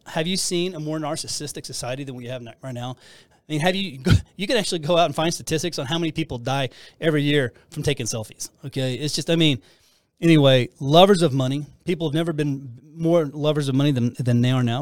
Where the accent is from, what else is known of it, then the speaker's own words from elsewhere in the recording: Texas, United States; I'm from Texas